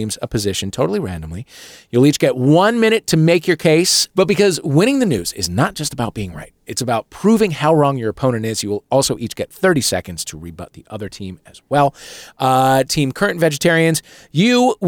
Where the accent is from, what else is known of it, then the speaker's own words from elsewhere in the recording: St. Louis, Missouri, United States; I am from St. Louis. I grew up there.